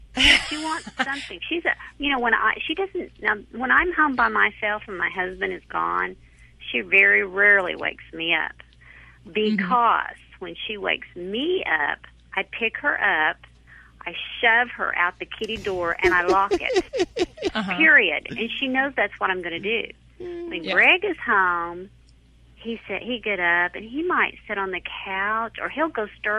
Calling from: Oklahoma, United States

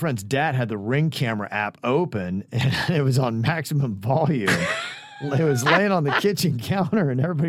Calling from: Miami, Florida, United States; hey, guys, just wanted to say love you all. I'm from Miami.

